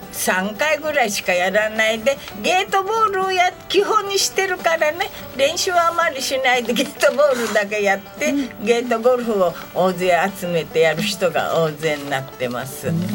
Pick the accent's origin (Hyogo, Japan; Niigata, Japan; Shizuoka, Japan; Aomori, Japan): Niigata, Japan; Myoko; moved away as an adult; also born or lived in Tokyo; now in Kodaira, Japan; 新潟県のね妙高高原でてってスキーの有名なとこでいました